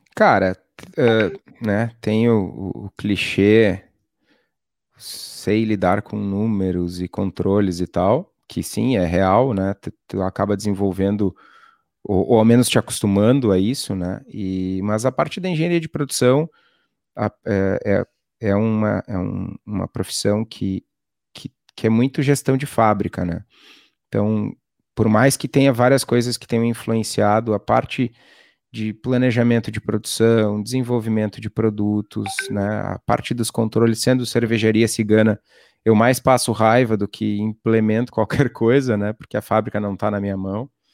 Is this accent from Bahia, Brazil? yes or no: no; Torres, Rio Grande do Sul, Brazil; also born or lived in Iraí; logo saí de lá, acabei indo para Torres, que é uma cidade no litoral gaúcho, e vivi até, a, até os 18 anos lá